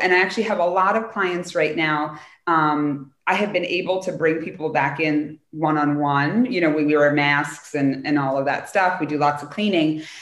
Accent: United States; as an American culture

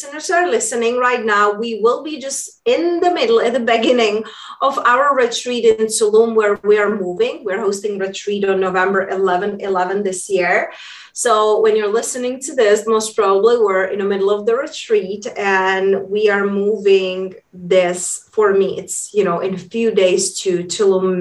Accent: Czechia; moved away; also born or lived in London / Spain; when I was growing up in Europe, hence that's where my accent is from. I grew up in a small town in Czech Republic.

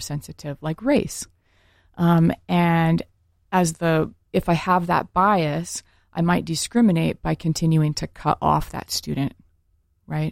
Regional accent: rural Oregon, United States; I grew up in a all white town, like rural Oregon

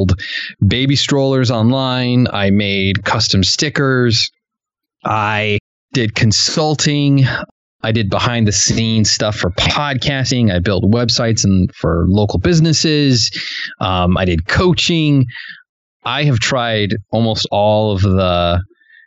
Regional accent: New York City, New York, United States; I was born in New York City.

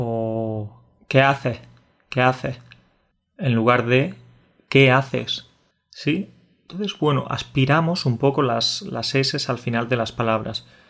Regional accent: Jaén, Andalusia, Spain; also born or lived in Catalonia / Córdoba; Jaén es un, es un territorio de interior, que es de donde yo vengo. En realidad siempre digo que soy de Córdoba, pero lo digo de forma un poco tramposa porque soy de Jaén

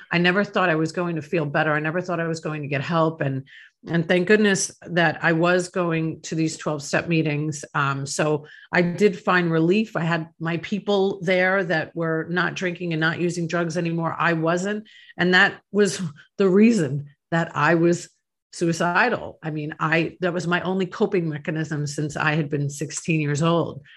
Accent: Long Island, New York, United States; now in Tampa Bay, United States; I grew up in Long Island, New York

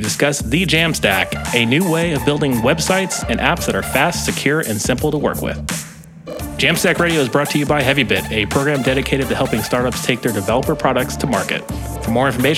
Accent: Florida, United States; I'm from Florida

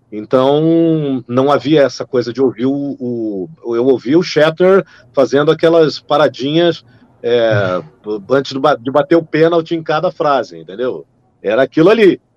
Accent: Rio de Janeiro, Brazil; accent: neutral; also born or lived in São Paulo; eu tenho um sotaque é, neutro, digamos assim, porque eu, eu sou criado no Rio de Janeiro, eu sou paulistano, mas eu moro no Rio de Janeiro há 40 e, uh, 41 anos.

